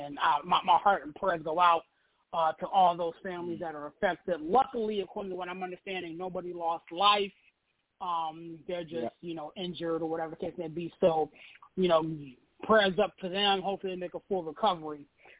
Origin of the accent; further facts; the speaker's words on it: Pittsburgh, Pennsylvania, United States; now in Washington, D.C. metro area, United States; I'm from Pittsburgh, but I stay out here in the metro D.C. area.